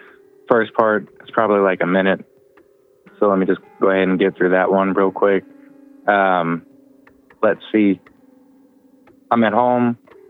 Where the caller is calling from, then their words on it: Indiana, United States; Yep, Indiana.